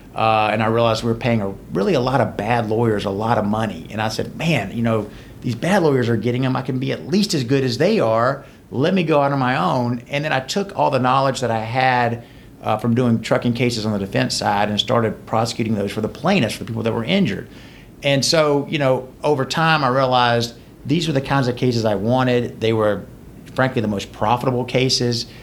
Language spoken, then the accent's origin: English; LaGrange, Georgia, United States; also born or lived in Conyers, Georgia / Macon, Georgia / Athens, Georgia; now in Atlanta, United States; I grew up in LaGrange, Georgia, a little small town. Uh, went to uh, high school in Rockdale County, Conyers.